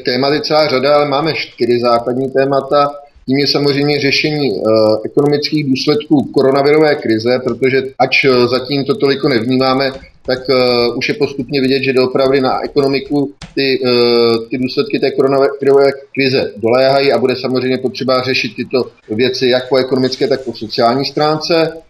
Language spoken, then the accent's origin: Czech; Prague, Czechia; moved away as an adult; now in Prostějov, Czech Republic; původem jsem z Prahy, takže jsem působil v Praze